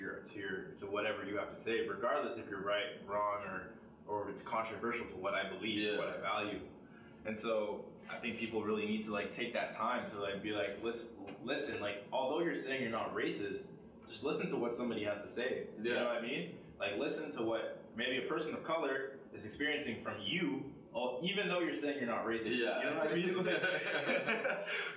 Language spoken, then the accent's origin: English; Ontario, Canada; I'm from Ontario